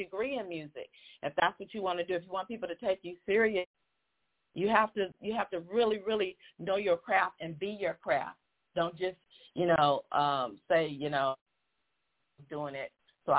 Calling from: Newport Beach, California, United States; I live in Newport Beach, California. So I'm a Cali girl.

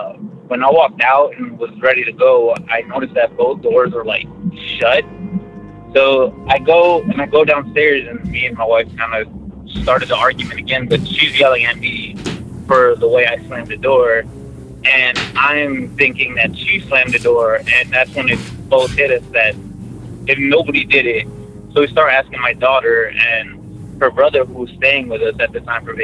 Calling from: Dallas, Texas, United States; from Dallas, Texas again.

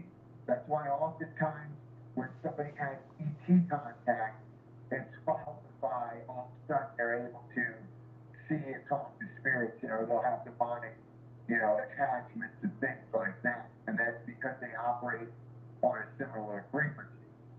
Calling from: Annapolis, Maryland, United States; But I'm here in Annapolis, where, the, you know, home of the Navy. The Naval Academy's here. I'm 25 minutes from Washington, D.C.

